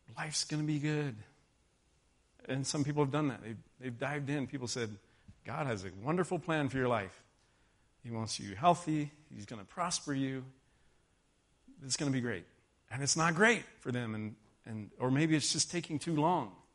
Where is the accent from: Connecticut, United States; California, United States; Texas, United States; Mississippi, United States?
Texas, United States; moved away; I grew up in Texas. White Christmas was nothing but a movie to me